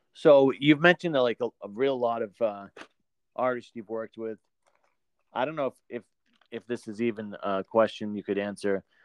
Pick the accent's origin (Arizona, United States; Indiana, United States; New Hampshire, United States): New Hampshire, United States; now in Maine, United States; I'm from New Hampshire originally, but I live in the middle of Maine now